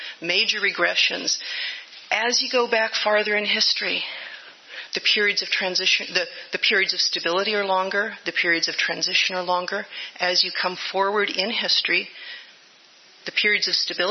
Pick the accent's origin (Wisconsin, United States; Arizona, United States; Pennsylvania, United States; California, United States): California, United States; Livermore; My brother and I grew up in Livermore, going to the Unitarian Church